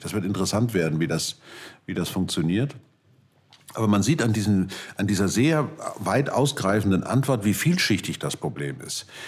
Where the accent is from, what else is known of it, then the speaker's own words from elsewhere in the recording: Germany; als Deutscher